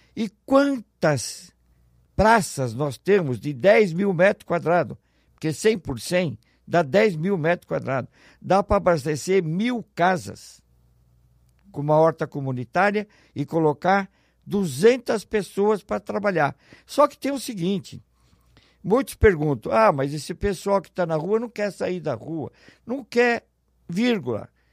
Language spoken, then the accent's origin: Portuguese; São Paulo, Brazil; moved away as an adult; now in Ribeirão Preto, Brazil; Eu sou natural de São Paulo, eu era diretor administrativo do Matarazzo, fui transferido para Ribeirão Preto